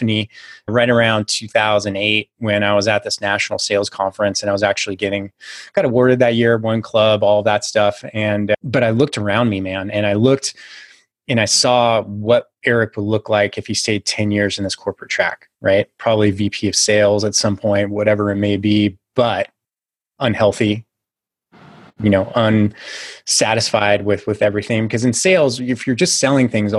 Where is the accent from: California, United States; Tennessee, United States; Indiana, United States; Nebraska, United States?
California, United States; Silicon Valley; I'm originally from California, grew up in the Silicon Valley before it really became all